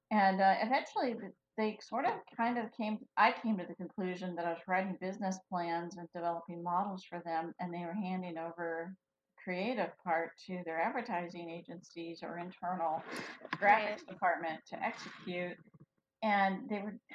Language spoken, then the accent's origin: English; Felton, California, United States; I'm from Felton. wow, little old Felton.